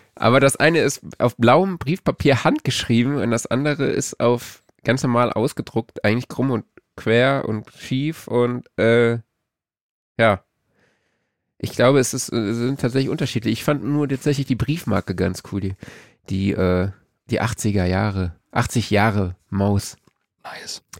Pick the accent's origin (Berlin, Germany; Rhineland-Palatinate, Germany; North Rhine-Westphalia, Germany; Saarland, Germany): Saarland, Germany; Saarlouis; für meinen Geburtsort, also Autokennzeichen SLS